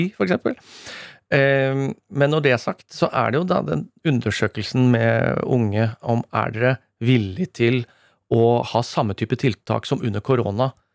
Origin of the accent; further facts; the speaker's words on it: Rakkestad, Østfold, Norway; mitt distrikt, mm. eh, Rakstad